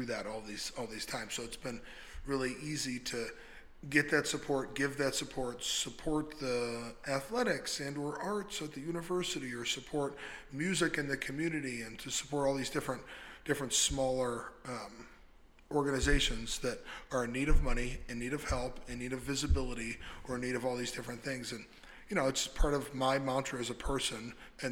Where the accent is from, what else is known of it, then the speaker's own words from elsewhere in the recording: Northeast Ohio, United States; moved away as an adult; growing up in Northeast Ohio.